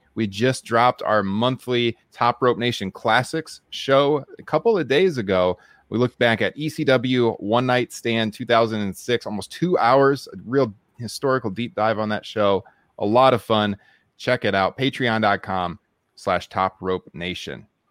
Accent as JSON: {"language": "English", "town": "Waterloo", "region": "Iowa", "country": "United States", "tie": "born or raised there", "said": "it was here in my hometown"}